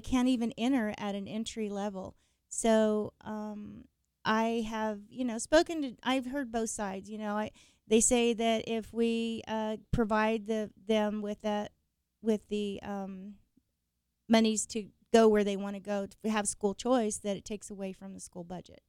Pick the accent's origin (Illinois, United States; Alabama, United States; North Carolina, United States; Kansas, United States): Kansas, United States; Emporia; now in Wichita, United States; I was born and raised in Kansas, Emporia actually